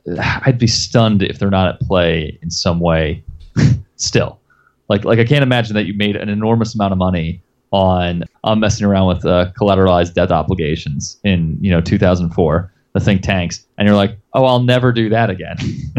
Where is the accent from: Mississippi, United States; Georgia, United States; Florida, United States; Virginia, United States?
Florida, United States; moved away; also born or lived in China; I'm from Florida originally